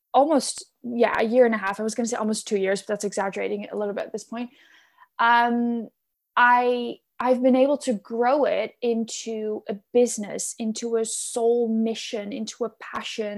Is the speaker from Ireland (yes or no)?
no; Netherlands; moved away; I am born and raised in the Netherlands, and I live there now again as well